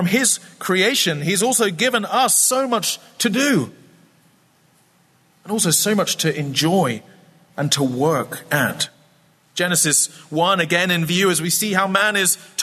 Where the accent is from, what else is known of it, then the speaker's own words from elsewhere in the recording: Scotland, United Kingdom; I grew up in a famously wet place. I'm from Scotland